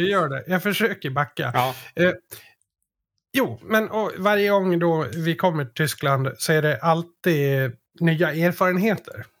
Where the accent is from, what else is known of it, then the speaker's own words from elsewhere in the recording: Sweden; för mig som svensk